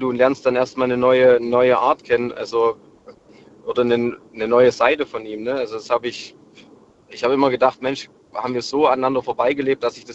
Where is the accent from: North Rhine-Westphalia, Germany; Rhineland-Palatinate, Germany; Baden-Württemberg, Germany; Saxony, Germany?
Saxony, Germany; zusammen vom kleinen Dorfverein also ich komme aus dem Erzgebirge, zusammen auf die Sportschule gegangen in Chemnitz